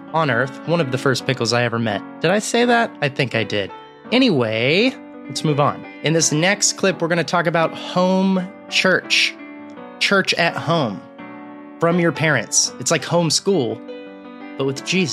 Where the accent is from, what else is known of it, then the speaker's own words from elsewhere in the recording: Texas, United States; I'm from Texas